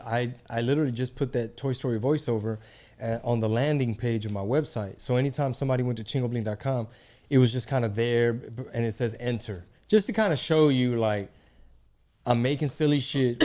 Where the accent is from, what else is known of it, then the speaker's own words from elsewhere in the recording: Texas, United States; we're both Mexican, we're both from Texas